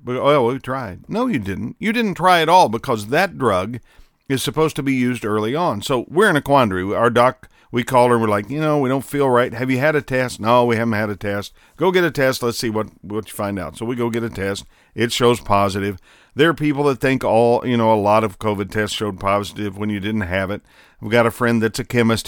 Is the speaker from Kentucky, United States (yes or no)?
no; Southern Indiana, United States; growing up in Southern Indiana